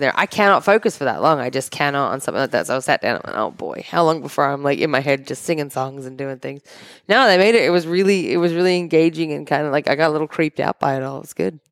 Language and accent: English; Australia; moved away; we're from Australia